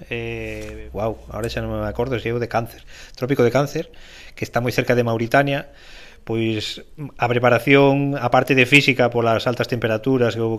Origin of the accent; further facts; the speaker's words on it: Galicia, Spain; nacín en Galicia